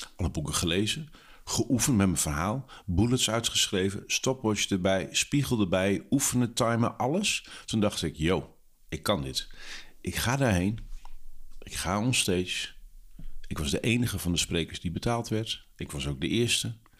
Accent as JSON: {"language": "Dutch", "region": "Drenthe", "country": "Netherlands", "tie": "born or raised there", "said": "in Drenthe, waar ik vandaan kom en waar ik ben opgegroeid"}